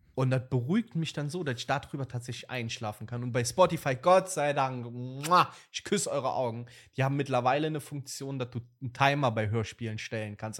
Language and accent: German; Moselle wine region, Rhineland-Palatinate, Germany; bei uns in, dem, in der Stadt, Dorf, Land, wo ich groß geworden bin, ähm, liegt halt direkt an der Weinmosel